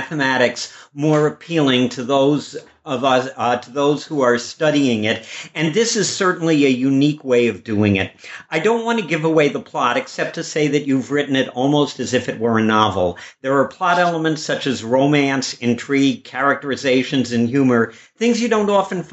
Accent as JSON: {"language": "English", "town": "Chicago", "region": "Illinois", "country": "United States", "tie": "born or raised there", "said": "I grew up in Chicago"}